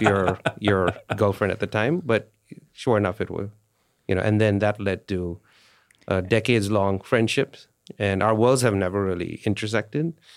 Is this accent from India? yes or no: yes; India; moved away; India, I grew up in India.